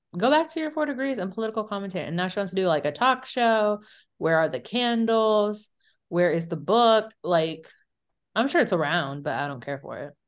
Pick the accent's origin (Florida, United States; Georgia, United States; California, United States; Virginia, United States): Virginia, United States; We're from Virginia